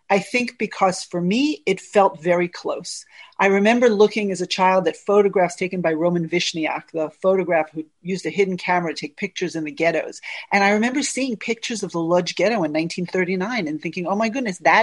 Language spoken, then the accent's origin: English; United States; My whole growing up in the United States